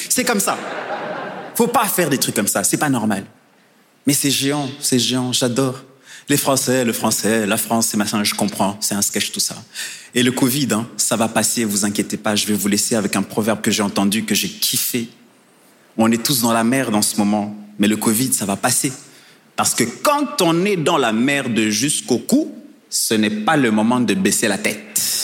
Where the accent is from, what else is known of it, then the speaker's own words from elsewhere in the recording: Rwanda; je viens du Rwanda